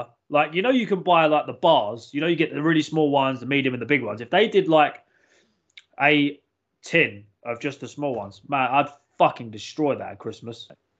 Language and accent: English; England, United Kingdom; I'm not British. I'm English.